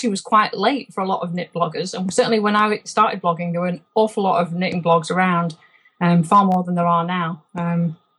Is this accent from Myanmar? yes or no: no; Rochdale, North West England, United Kingdom; accent: Lancashire accent tinged by Yorkshire overtones; moved away as an adult; also born or lived in Yorkshire / Edinburgh / Scotland; now in Loch Lomond, Scotland; I grew up in Rochdale